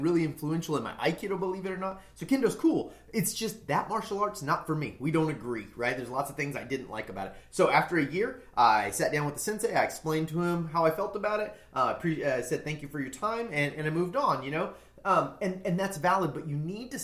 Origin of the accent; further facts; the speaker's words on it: United States; I'm an American.